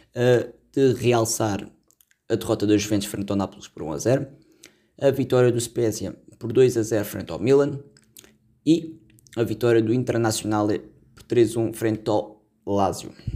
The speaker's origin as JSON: {"language": "Portuguese", "country": "Portugal", "said": "sendo português"}